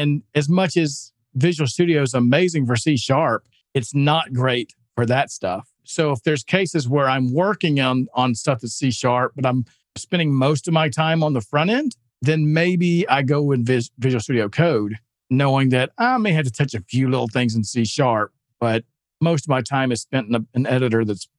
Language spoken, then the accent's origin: English; Alabama, United States; Listen, yeah, I'm from Alabama. I'm not giving him any grief on accents.